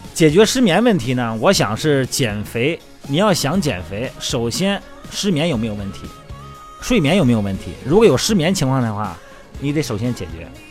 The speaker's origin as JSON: {"language": "Chinese", "region": "Shandong", "country": "China", "said": "用我们山东人话是水饺"}